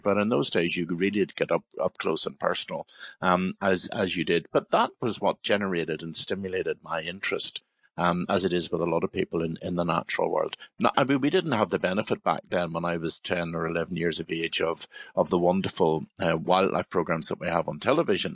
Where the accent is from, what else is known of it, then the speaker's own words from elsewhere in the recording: Belfast, Northern Ireland, United Kingdom; I was born in Belfast and I lived very near the Bellevue Zoo on the Antrim Road in Belfast